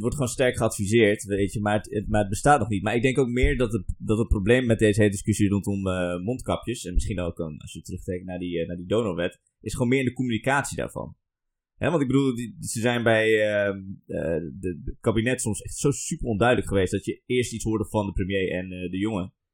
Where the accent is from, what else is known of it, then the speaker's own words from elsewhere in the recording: Armenia; now in Netherlands; Ik kom zelf uit Armenië